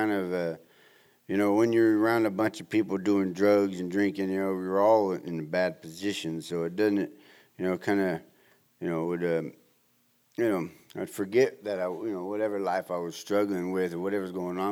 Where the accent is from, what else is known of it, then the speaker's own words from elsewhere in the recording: Southern California, United States; growing up in Southern California